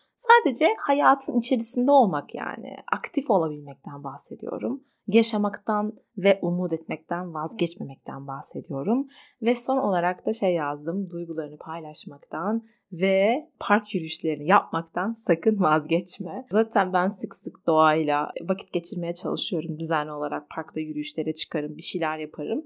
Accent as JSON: {"language": "Turkish", "country": "Turkey", "tie": "born or raised there", "said": "İyi ki bu topraklarda doğduk. Bazen ne kadar öfkelensem bile bu ülkede yaşadığım için kendimi mutlu ve şanslı hissediyorum."}